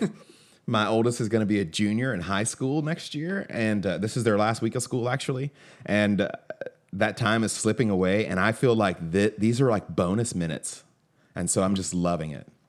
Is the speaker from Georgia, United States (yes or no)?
yes; Atlanta, Georgia, United States; I grew up in Atlanta